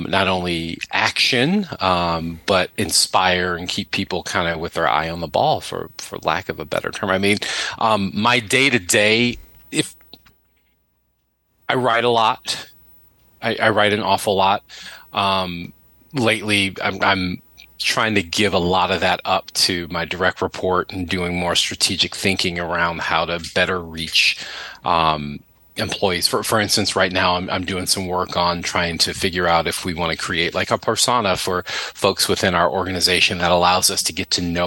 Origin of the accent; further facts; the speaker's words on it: Buffalo, New York, United States; moved away; also born or lived in Boston; I'm originally from Buffalo